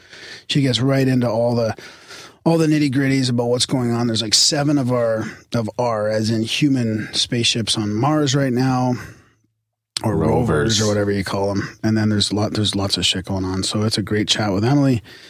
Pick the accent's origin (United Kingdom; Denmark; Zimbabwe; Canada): Canada; Yeah, I'm not a Canadian stoner. Just a Canadian.